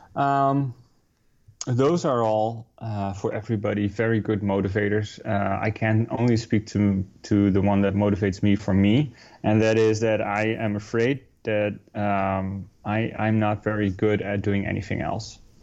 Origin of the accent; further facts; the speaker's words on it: Netherlands; moved away as an adult; also born or lived in New York City; now in Hoboken, United States; We're both Dutch. We moved here from the Netherlands uh, about six years ago already